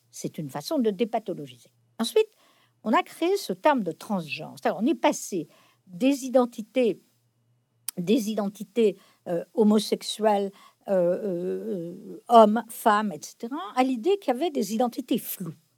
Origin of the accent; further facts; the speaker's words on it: France; j'ai été élevée non pas dans la religion catholique, mais euh, dans la culture catholique dominante en France dans mon enfance